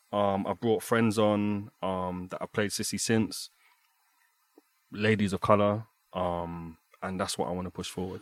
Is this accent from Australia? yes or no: no; London, United Kingdom; now in Berlin, Germany; Growing up in London